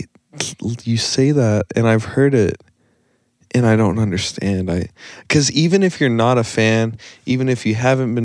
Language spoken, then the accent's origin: English; the South, United States; now in Tucson, United States; I'm from the South